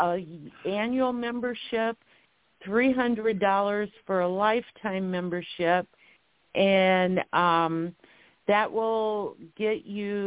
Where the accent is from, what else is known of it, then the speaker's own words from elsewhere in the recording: St. Louis, Missouri, United States; growing up in St. Louis, I saw all those NWA title matches